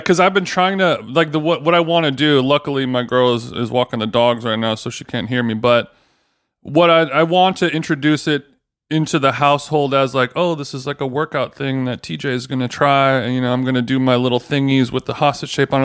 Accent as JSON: {"language": "English", "area": "Orange County", "region": "California", "country": "United States", "tie": "born or raised there", "said": "growing up in Orange County"}